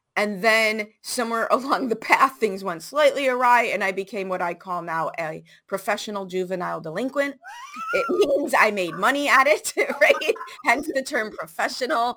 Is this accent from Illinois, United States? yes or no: yes; Chicago, Illinois, United States; I grew up in Chicago public schools, 70s and 80s.